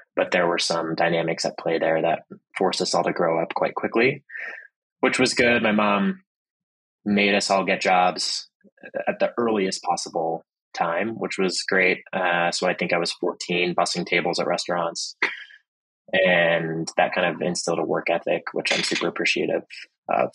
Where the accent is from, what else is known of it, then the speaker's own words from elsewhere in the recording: Pittsburgh, Pennsylvania, United States; also born or lived in Boston, Massachusetts; My family moved to Pittsburgh, Pennsylvania, where my mother was from. My dad is from Boston. When I was about two, and grew up in a pretty nice neighborhood in Pittsburgh